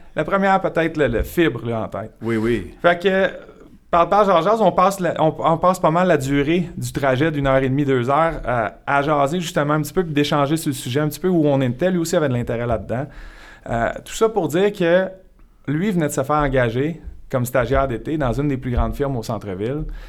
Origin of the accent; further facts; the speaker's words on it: Montreal region, Quebec, Canada; also born or lived in Sherbrooke, Quebec; un gars originaire de Sherbrooke, resté là jusqu'à 7 ans. Ensuite de ça, mon père a un travail à Montréal, donc on s'est envenu dans la région de Montréal